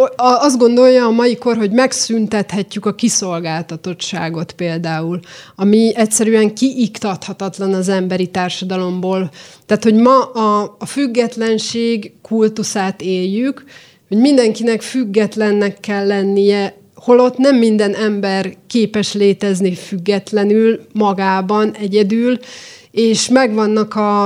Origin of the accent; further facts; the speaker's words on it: Szentes, Csongrád-Csanád, Hungary; moved away as an adult; also born or lived in Eperjes; now in Budapest, Hungary; Én szentesen születtem